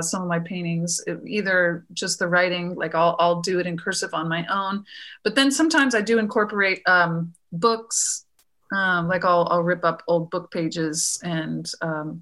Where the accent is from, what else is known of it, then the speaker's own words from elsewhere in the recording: Florida, United States; moved away as an adult; now in Texas, United States; I grew up in Florida and went to grad school there